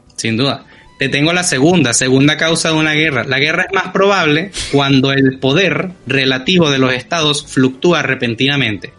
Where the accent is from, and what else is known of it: Venezuela